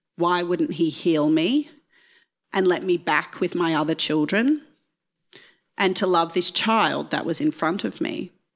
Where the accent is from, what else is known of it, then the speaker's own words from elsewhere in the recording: Geelong, Victoria, Australia; moved away as an adult; I grew up just outside of Geelong